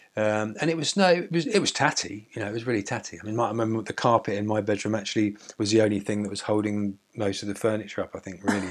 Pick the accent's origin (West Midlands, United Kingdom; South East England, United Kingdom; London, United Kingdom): South East England, United Kingdom; Seaford; also born or lived in Brighton / Lewes; I came from Seaford and I used to go out in Brighton